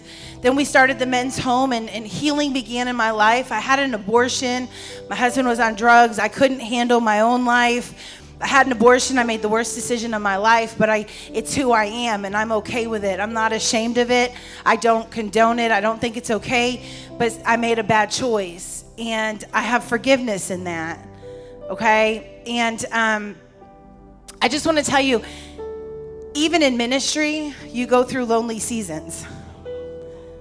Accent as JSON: {"language": "English", "region": "New York", "country": "United States", "tie": "born or raised there", "moved": "as an adult", "lives_now": "Houston, United States", "said": "I was born in New York, and I was given up for adoption."}